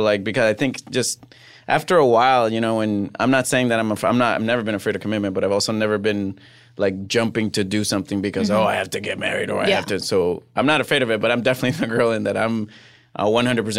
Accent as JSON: {"language": "English", "country": "Puerto Rico", "tie": "born or raised there", "also_born_or_lived": "Fresno / New York", "second_language": "English", "moved": "as an adult", "lives_now": "Los Angeles, United States", "said": "I grew up in Puerto Rico. I left after my freshman year of college."}